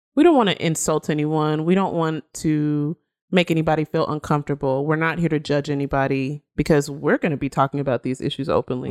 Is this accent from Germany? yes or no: no; Nigeria; she's Nigerian, just like me